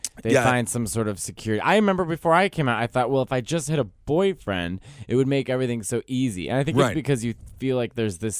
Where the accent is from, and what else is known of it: Chicago, Illinois, United States; born or raised there